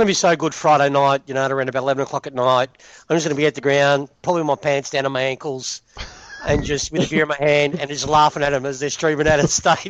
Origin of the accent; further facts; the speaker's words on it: Melbourne, Victoria, Australia; I'm from the western suburbs, well, northern suburbs. You know, I grew up in Broadie.